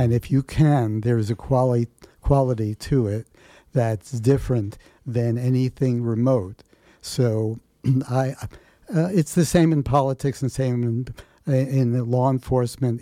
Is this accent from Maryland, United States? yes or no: no; New York City, New York, United States; also born or lived in Bronx / Manhattan; I grew up in New York City